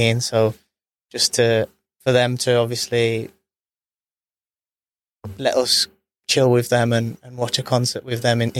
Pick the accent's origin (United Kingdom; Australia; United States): United Kingdom; Birmingham, West Midlands; knew I was from Birmingham